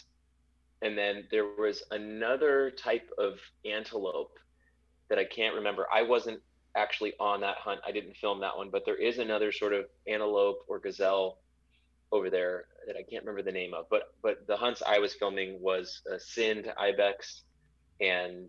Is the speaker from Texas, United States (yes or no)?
yes; Dallas, Texas, United States; moved away as an adult; also born or lived in Los Angeles / Tanzania; now in Livingston, United States; moved back to Dallas, my hometown